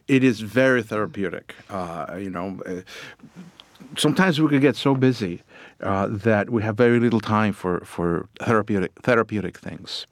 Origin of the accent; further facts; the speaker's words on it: Puerto Rico; moved away; I grew up down in Puerto Rico